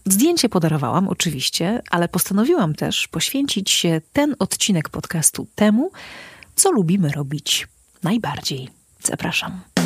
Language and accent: Polish; Podlaskie Voivodeship, Poland; u nas na Podlasiu najczęściej się śpiewa